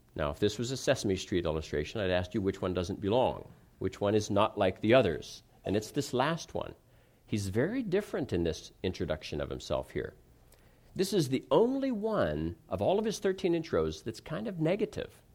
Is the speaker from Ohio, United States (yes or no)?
yes; Ohio, United States; moved away as an adult; also born or lived in California; I grew up in the Midwest, in Ohio, and, and then I was in California for ten years, and then I've been back here.